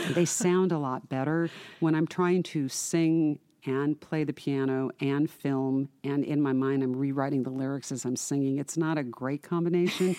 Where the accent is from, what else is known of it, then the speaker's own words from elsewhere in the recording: Irvine, California, United States; I grew up in Irvine